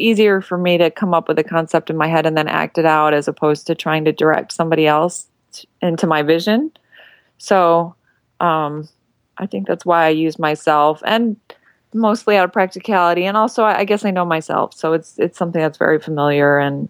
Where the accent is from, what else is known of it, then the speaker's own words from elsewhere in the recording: Illinois, United States; I'm from Illinois